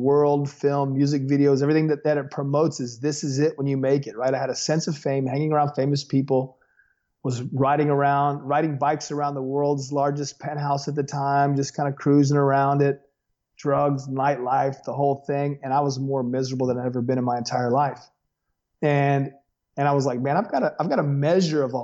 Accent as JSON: {"language": "English", "town": "Las Vegas", "region": "Nevada", "country": "United States", "tie": "born or raised there", "also_born_or_lived": "Los Angeles, California", "moved": "yes", "lives_now": "Thomasville, Georgia, United States", "said": "I was born in America's Holy Land"}